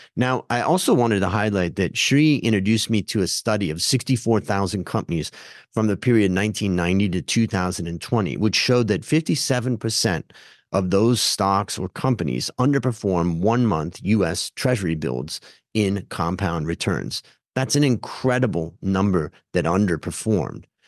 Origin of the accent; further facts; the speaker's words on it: Hudson, Ohio, United States; where I grew up in Hudson, Ohio